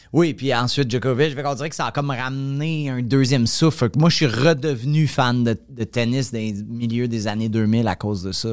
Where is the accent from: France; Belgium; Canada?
Canada; Montreal, Quebec; also born or lived in Laval; je viens de Montréal